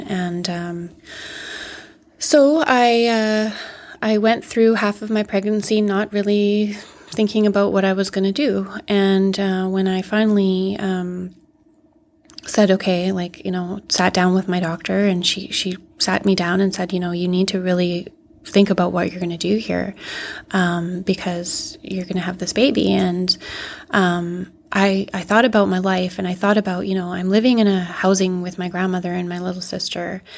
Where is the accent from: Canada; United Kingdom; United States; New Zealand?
Canada; Yellowknife, Northwest Territories; also born or lived in Northern Ontario; growing up in Yellowknife, um, once I actually ended up staying here